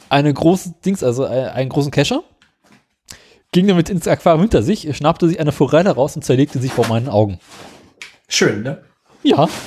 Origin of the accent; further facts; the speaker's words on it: West Germany, Germany; Ja, A, das, ich bin A, bin ich Wessi